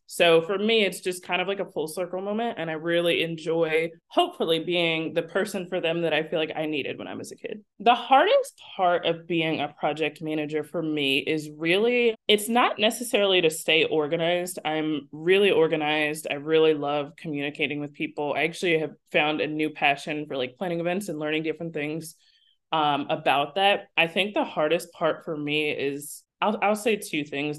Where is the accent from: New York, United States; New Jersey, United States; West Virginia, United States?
New Jersey, United States; I was born and raised in South Jersey, so ten minutes away is Philadelphia